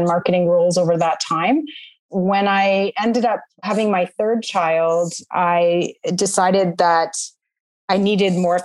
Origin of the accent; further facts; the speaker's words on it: Southwestern Ontario, Canada; I grew up in Southwestern Ontario